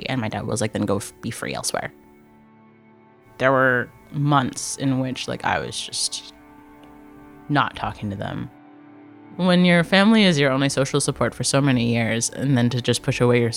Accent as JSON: {"language": "English", "area": "Durham Region", "region": "Ontario", "country": "Canada", "tie": "born or raised there", "said": "I was born in Canada, born in the Durham region, but my parents came to Canada from Hong Kong"}